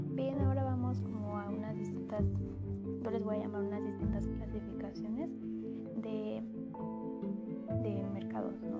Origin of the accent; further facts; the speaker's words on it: Mexico; como ciudadanos mexicanos